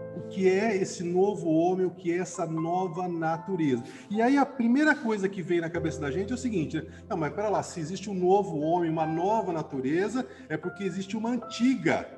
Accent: Barbacena, Minas Gerais, Brazil; Quando eu era criança pequena lá em Barbacena

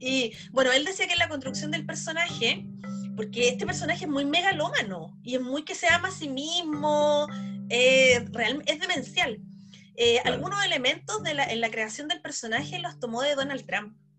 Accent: Chile; nosotros como chilenos, como espectadores chilenos

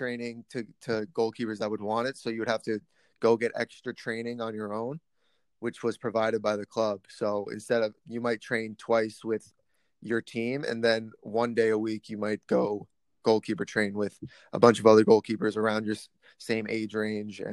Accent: Massapequa, New York, United States; I played for my hometown club, which was Massapequa

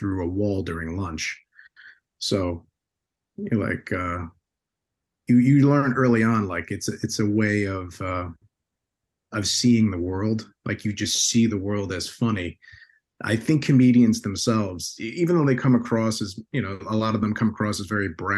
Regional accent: Bayonne, New Jersey, United States; growing up in Bayonne, New Jersey

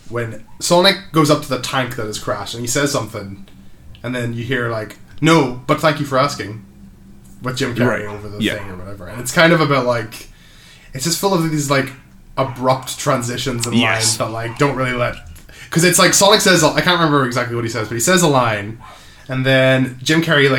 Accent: Canada; I'm Canadian. He's Canadian.

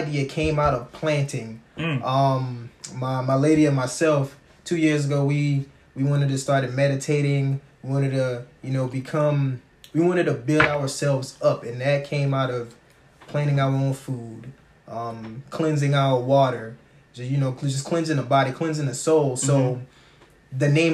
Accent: Georgetown, South Carolina, United States; also born or lived in Columbia, South Carolina; I'm originally from Georgetown, South Carolina

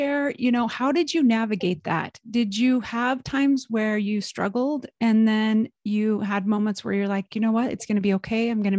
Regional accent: Burley, Idaho, United States; I grew up in Burley, Idaho.

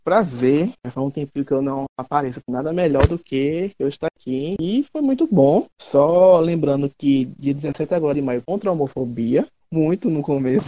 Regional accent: Mineiro, Minas Gerais, Brazil; Como mineiro

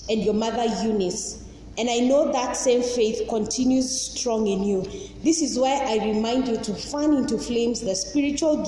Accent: Nairobi, Kenya; also born or lived in Langata; I'm from Eastlands.

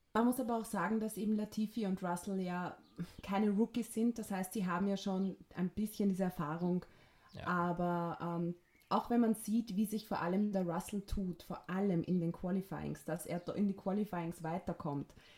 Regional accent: Vienna, Austria; Wienerin und bin aus Wien

